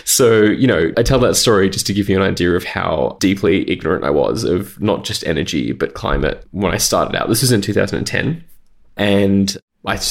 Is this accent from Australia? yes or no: yes; Australia; I grew up in Australia and I started my career in Australia.